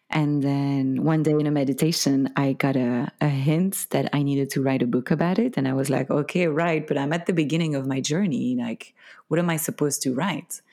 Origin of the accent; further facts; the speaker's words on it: Belgium; first language French; English is a second language; moved away; I'm from Belgium. originally